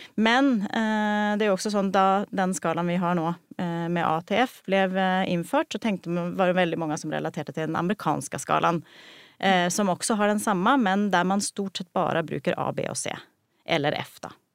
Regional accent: Sweden; moved away as an adult; now in Norway; jeg er opprinnelig fra Sverige, eh, så jeg har studert i Sverige

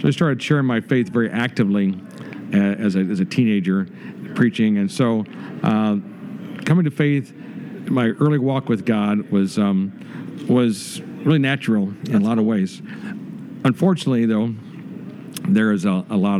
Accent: Cooksville, Illinois, United States; Cooksville, Illinois

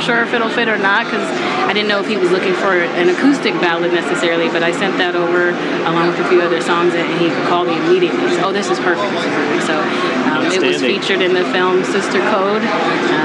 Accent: Sacramento, California, United States; also born or lived in Detroit, Michigan; now in Los Angeles, United States; I was born in Detroit, Michigan, and I moved to Sacramento with my family when I was in grade school. And I stayed there until I went off to college

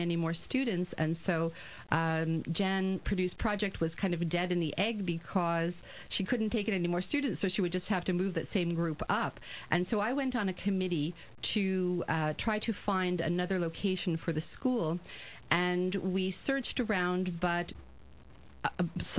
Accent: Texas, United States; moved away as an adult; now in Montreal, Canada; I am originally from Texas, and I had a wonderful high school career there

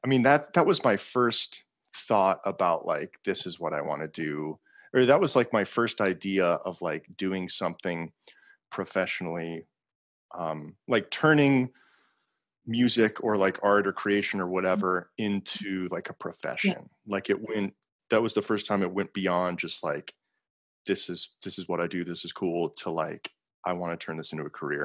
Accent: South Dakota, United States; also born or lived in Montana; I'm from South Dakota because I went to like middle school and high school mm-hmm. there.

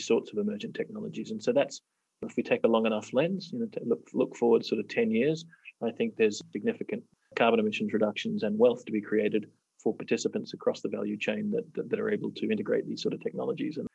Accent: Australia; now in Kenya; I'm from Australia

